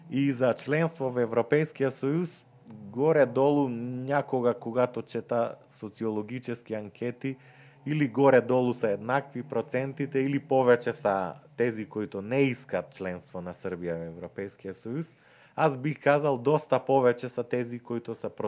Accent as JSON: {"language": "Macedonian", "country": "North Macedonia", "said": "ние којто сме од Скопје, Куманово, Крива Паланка"}